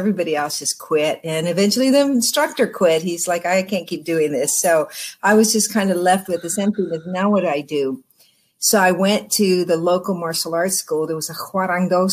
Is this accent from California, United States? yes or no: yes; Los Angeles area, Oxnard, California, United States; I grew up in the Los Angeles area, but when I was young, around 10 years old, my family moved to Southern California. Well, I was still in Southern California to Oxnard